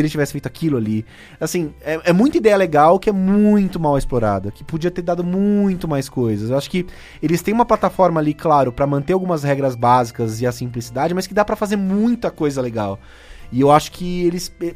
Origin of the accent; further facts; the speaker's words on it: Cubatão, São Paulo, Brazil; moved away; eu sou daqui de Cubatão